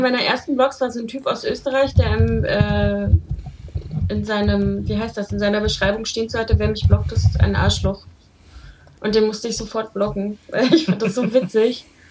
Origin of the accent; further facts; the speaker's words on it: Berlin, Germany; ich komme ja tatsächlich aus Prenzlauer Berg. Also ich bin ja da aufgewachsen